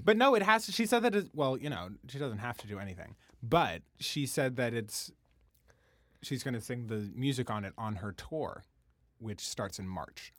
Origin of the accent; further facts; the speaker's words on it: Washington, District of Columbia, United States; I'm from Washington, D C. My mom is from D C originally